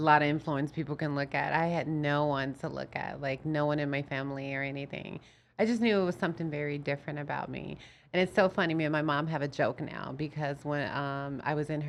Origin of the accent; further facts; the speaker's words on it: Chicago, Illinois, United States; I'm originally from Chicago, Illinois.